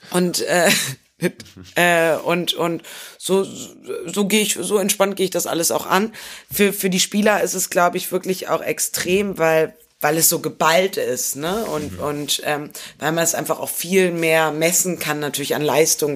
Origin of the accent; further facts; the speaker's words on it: Bremen, Germany; als gebürtige Bremerin